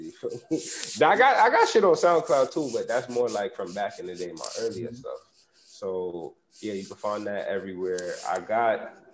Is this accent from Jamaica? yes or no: yes; Jamaica; because I already told you I'm Jamaican